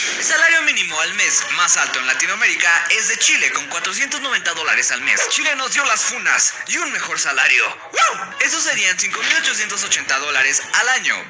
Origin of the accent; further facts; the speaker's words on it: Mexico; hablo mucho de México, pero pues soy de ahí